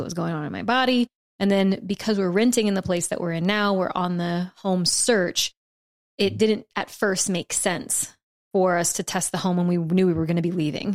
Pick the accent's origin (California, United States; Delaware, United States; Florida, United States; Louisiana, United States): Louisiana, United States; South; now in Texas, United States; growing up in South Louisiana